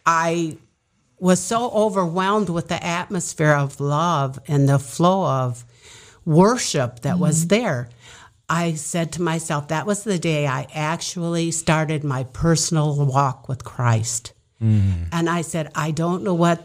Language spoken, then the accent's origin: English; Niles, Michigan, United States; as a child, I was raised in the Midwest in Niles, Michigan